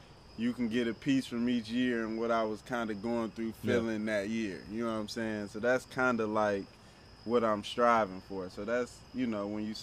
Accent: Detroit, Michigan, United States; I'm the artist from Detroit

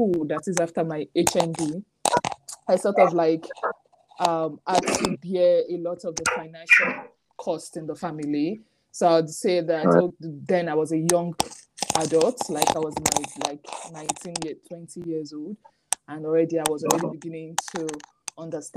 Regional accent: Nigeria; moved away as an adult; also born or lived in Kano, Nigeria; now in United Kingdom; growing up in Nigeria

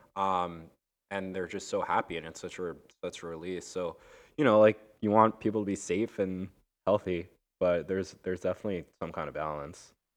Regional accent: Long Island, New York, United States; now in Brooklyn, United States; I grew up like literally on the border of New York, where New York City becomes the suburbs, where it becomes Nassau County, and it's Long Island

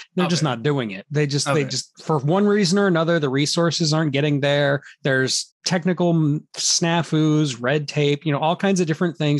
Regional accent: United States; Because I'm American.

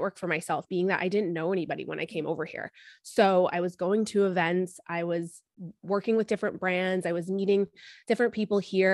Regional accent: United States; moved away as an adult; also born or lived in New York; now in London, United Kingdom; I'm an American living in London. I've been over here for 5 years

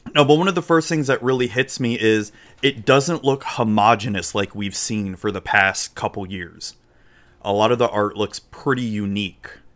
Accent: Florida, United States; accent: southern drawl; I was born in Florida, so I was y, Southern raised, but with Yankee parents

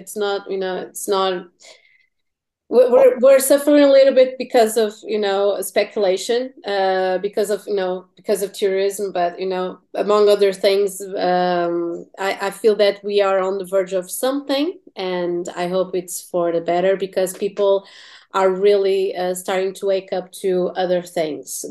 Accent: Portugal; English is a second language; also born or lived in Tennessee

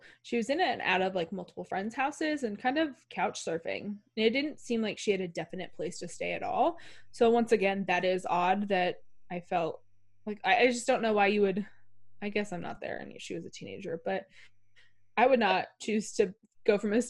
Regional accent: Vermont, United States; Growing up in Vermont

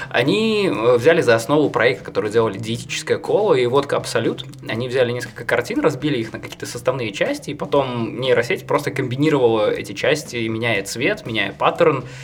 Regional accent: Belarus; как белорус, который очень любит Японию и был в Японии

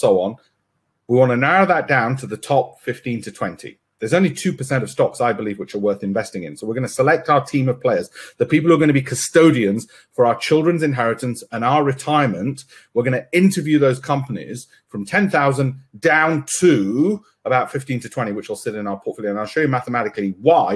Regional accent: Leeds, Yorkshire and the Humber, United Kingdom; from my hometown, my birthplace of Leeds

